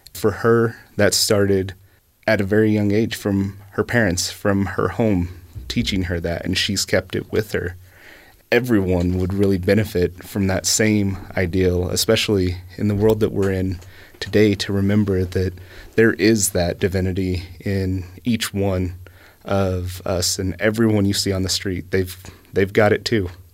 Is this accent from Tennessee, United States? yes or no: yes; East Tennessee, United States; moved away; I grew up in East Tennessee